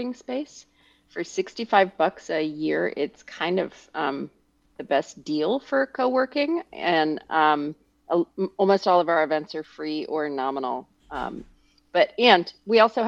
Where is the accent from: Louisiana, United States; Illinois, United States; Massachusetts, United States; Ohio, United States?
Ohio, United States; Dayton; I grew up in outside of Dayton